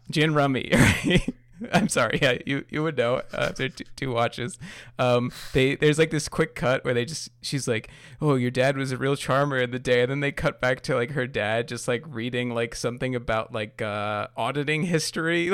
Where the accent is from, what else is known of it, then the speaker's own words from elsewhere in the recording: New York, United States; I'm from New York